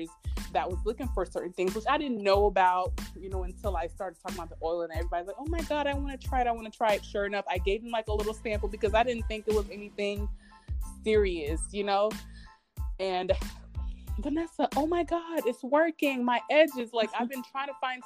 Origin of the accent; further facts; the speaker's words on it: Haiti; now in United States; I'm from Haiti